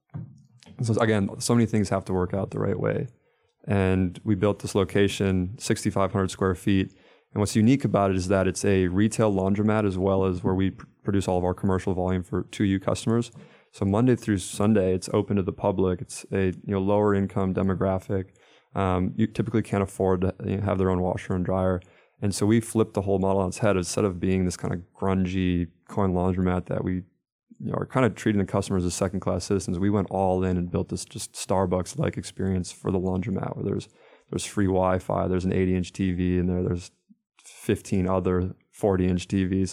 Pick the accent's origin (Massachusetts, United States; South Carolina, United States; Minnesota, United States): Minnesota, United States; moved away as an adult; now in North Carolina, United States; I'm from Minnesota originally, uh, ended up down in North Carolina by way of Wake.